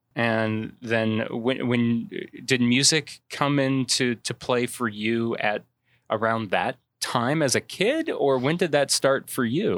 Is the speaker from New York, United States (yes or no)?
no; Manteno, Illinois, United States; I'm from Mantino